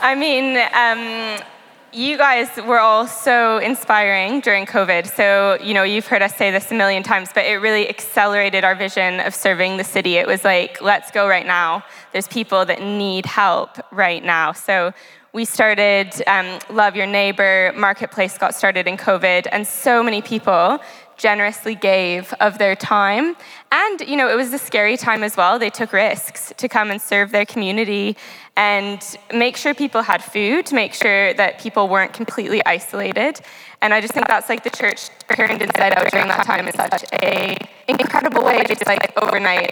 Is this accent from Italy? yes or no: no; Canada; moved away as an adult; now in Southampton, United Kingdom; I'm from Canada